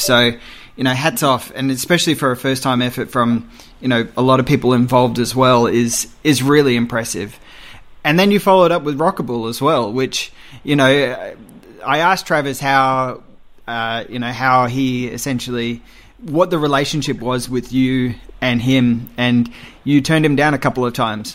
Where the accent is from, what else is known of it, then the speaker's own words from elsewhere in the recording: Australia; as an Australian film fan